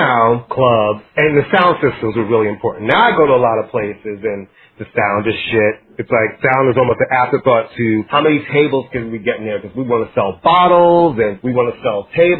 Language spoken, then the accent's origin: English; New York, United States; I'm from New York